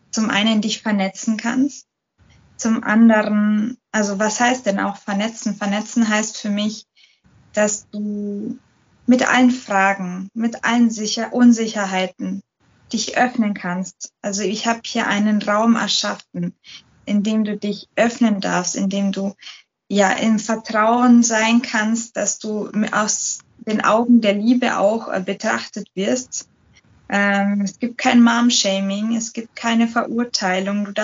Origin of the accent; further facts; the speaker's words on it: Munich, Bavaria, Germany; Ich bin äh, Münchnerin. Ich bin, ich werde dieses Jahr 30